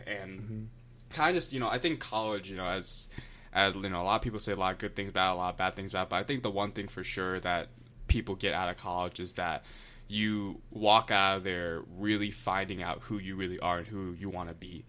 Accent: Akron, Ohio, United States; I'm from Akron

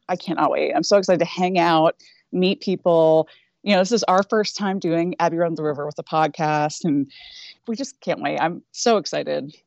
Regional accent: Northeast Ohio, United States; I grew up in Northeast Ohio

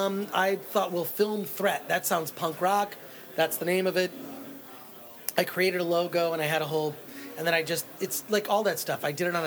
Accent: Royal Oak, Michigan, United States; Royal Oak, Michigan, just outside of Detroit.

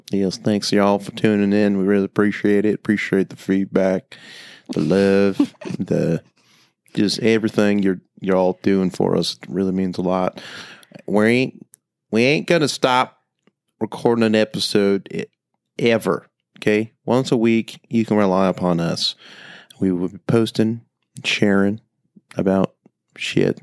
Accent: Temecula, California, United States; moved away; I grew up in Temecula

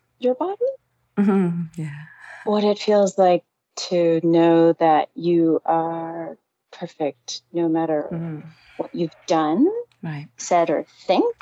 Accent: New York City, New York, United States; moved away as an adult; now in Jersey City, United States; I'm from Manhattan

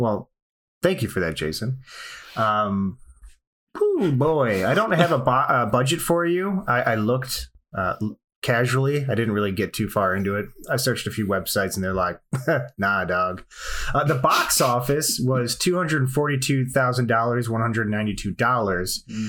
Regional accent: United Kingdom; I'm British too. It's not offensive if we're both British.

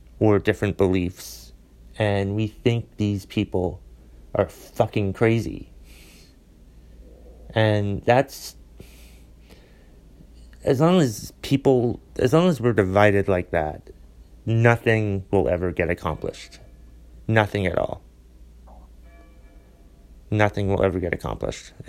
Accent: Vermont, United States; I'm a comedian from Vermont

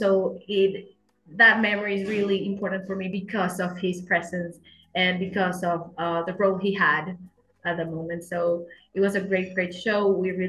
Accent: Caracas, Capital District, Venezuela; English is a second language; also born or lived in Kalamazoo, Michigan, United States; I'm a singer songwriter from Caracas, Venezuela.

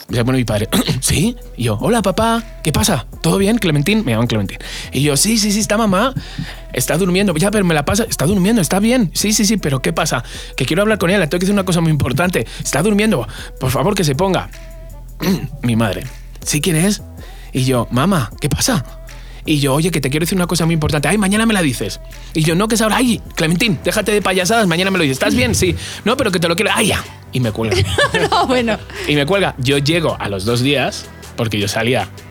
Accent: Alcobendas, Community of Madrid, Spain; moved away; de Alcobendas también, de mi pueblo

